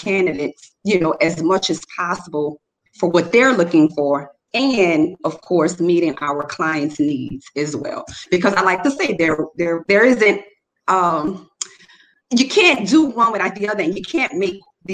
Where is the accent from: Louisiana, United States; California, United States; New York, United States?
Louisiana, United States; New Orleans; I'm from New Orleans